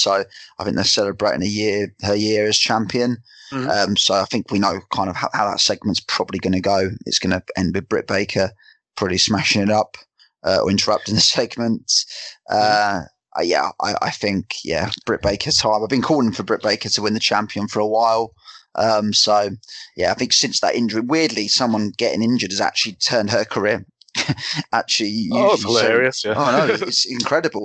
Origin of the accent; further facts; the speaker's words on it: England, United Kingdom; being English